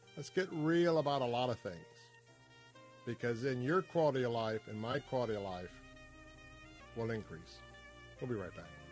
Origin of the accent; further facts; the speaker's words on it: Tampa, Florida, United States; I'm a cracker that grew up right here in Tampa Bay, but I grew up in West Tampa